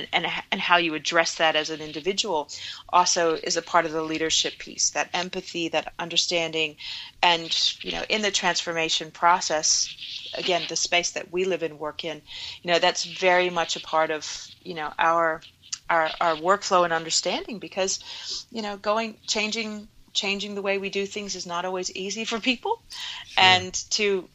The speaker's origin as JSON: {"language": "English", "region": "Virginia", "country": "United States", "tie": "born or raised there", "said": "as a child growing up in Virginia"}